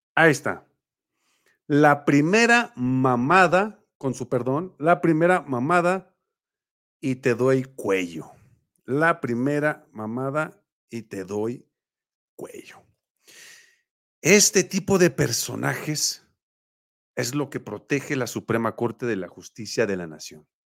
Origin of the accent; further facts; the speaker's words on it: Mexico; como mexicanos